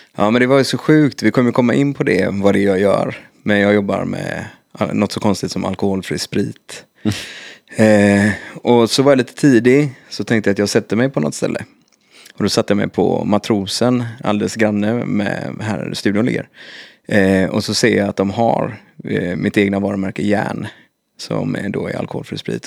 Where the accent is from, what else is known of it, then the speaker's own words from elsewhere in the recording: Kungälv, Västra Götaland, Sweden; i Kungälv, där jag kommer ifrån